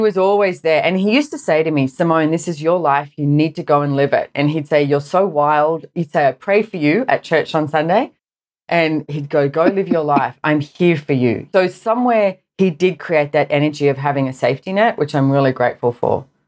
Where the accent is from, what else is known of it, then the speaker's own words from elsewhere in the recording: Sydney, New South Wales, Australia; I grew up in Sydney, Australia